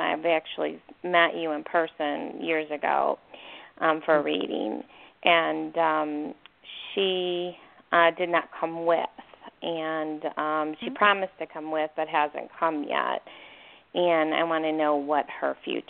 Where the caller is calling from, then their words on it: Arizona, United States; from Arizona.